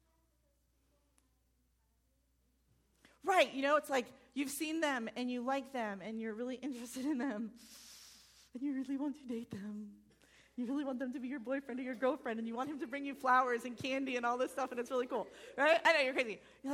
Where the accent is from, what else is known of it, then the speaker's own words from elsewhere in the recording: Farmington Hills, Michigan, United States; moved away; I grew up in Farmington Hills.